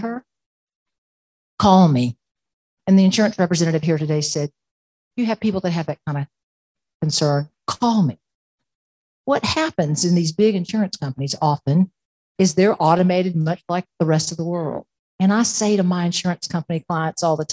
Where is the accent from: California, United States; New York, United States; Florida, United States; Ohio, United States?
Florida, United States; Plant City; now in Tallahassee, United States; I grew up in Plant City, which is a marvelous town between Tampa and Orlando